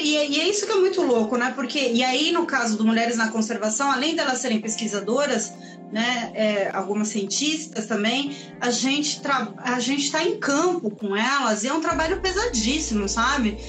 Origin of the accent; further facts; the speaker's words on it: Chile; now in São Paulo, Brazil; Sou chilena, mas uma Tilo paulistana